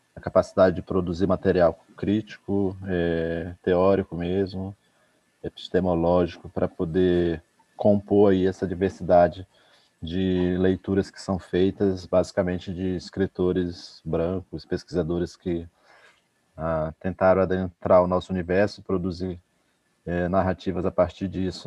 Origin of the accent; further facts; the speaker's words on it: Normandia, Roraima, Brazil; Normandia, que é o município onde eu nasci, da Raposa Serra do Sol